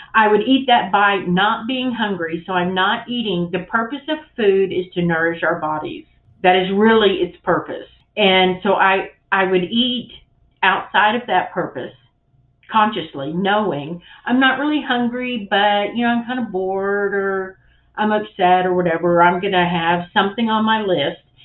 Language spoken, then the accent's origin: English; the South, United States; I grew up in the South